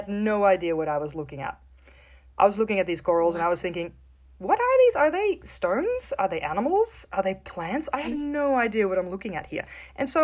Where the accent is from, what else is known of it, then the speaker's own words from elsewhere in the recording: Netherlands; I grew up in the Netherlands, in the north of Europe.